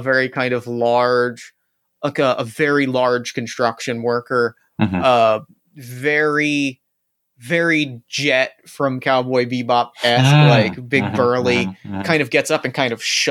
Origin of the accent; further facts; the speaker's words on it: New Jersey, United States; I grew up in New Jersey, which is literally the diner capital of the world